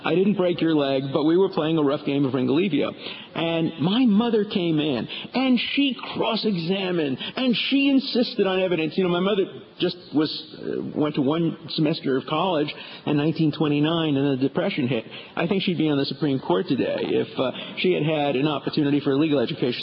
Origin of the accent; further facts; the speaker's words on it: New York City, New York, United States; I grew up in Borough Park, not too far from here